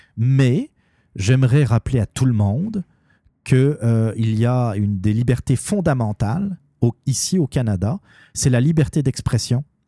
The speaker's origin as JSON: {"language": "French", "region": "Normandy", "country": "France", "said": "je suis normand"}